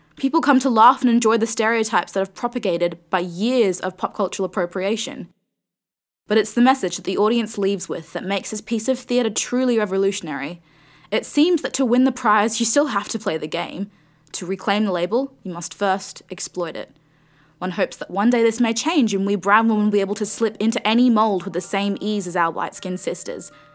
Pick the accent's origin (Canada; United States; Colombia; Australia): Australia; my Australian upbringing.